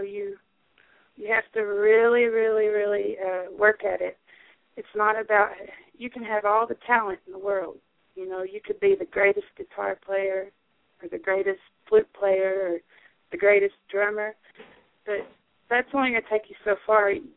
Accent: the Ozarks, Arkansas, United States; also born or lived in New York City; I was born in the Delta. I grew up in the Ozarks, and I'm, you know, I'm an Arkansas girl

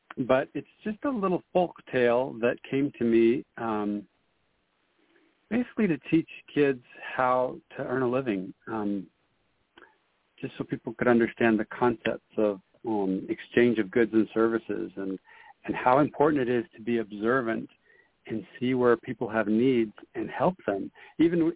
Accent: San Jose, California, United States; I grew up in San Jose, California, Silicon Valley

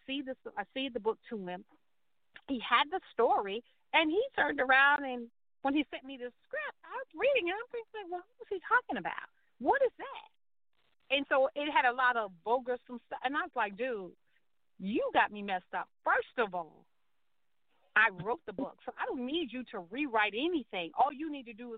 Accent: Charleston, South Carolina, United States; I grew up I'm from Charleston, South Carolina

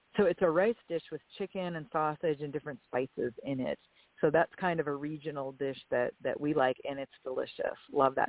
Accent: Erie, Pennsylvania, United States; also born or lived in Purdue (Indiana); now in Myrtle Beach, United States; I was actually born and raised in Erie, Pennsylvania

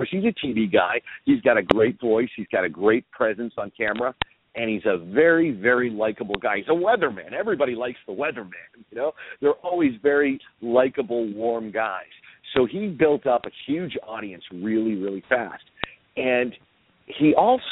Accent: Boston, Massachusetts, United States; When I was growing up in Boston, Todd Gross was my weatherman

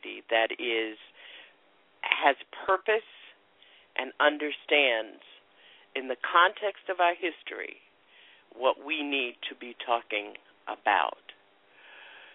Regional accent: the Jim Crow South, United States; I grew up in Jim Crow, in the Jim Crow South

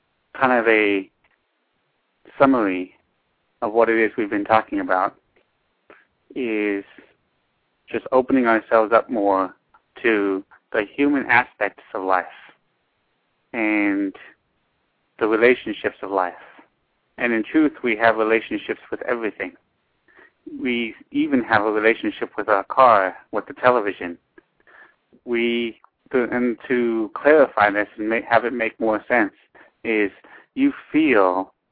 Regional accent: Los Angeles, California, United States; now in San Bernardino County, United States; I live in San Bernardino County, but I was born in Los Angeles.

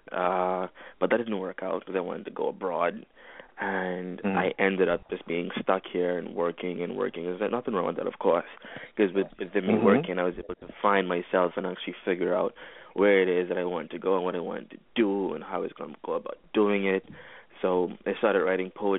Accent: Bahamas; I'm from the Bahamas. That's where I currently am right now.

